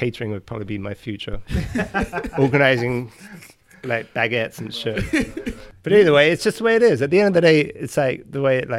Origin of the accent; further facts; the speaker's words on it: England, United Kingdom; that's why when we came from England and we were accepted.